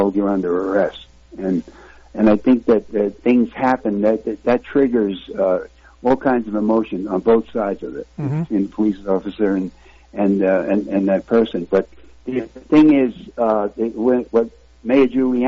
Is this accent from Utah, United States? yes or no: no; New York City, New York, United States; now in Arizona, United States; I live in Arizona now, and I'm a former law enforcement officer. I grew up in Red Hook, Brooklyn